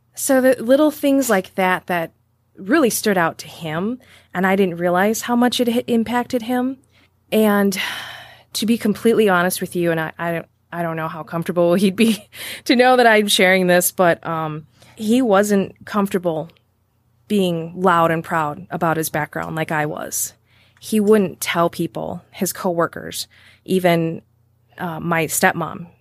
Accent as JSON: {"language": "English", "town": "Green Bay", "region": "Wisconsin", "country": "United States", "tie": "born or raised there", "also_born_or_lived": "Kenosha", "accent": "Northeast Wisconsin", "said": "I call Green Bay home, and you can hear it in my Wisconsin-accented voice"}